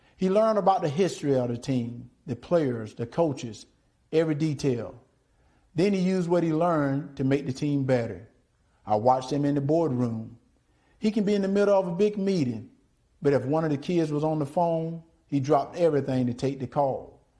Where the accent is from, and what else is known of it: Deep South, United States; born or raised there